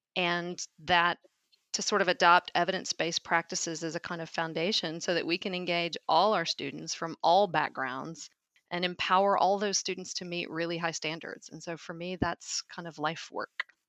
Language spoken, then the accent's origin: English; Little Rock, Arkansas, United States; moved away as an adult; also born or lived in Memphis, Tennessee; now in Saint Louis, United States; I grew up in Little Rock, Arkansas, in a most of the time working class family.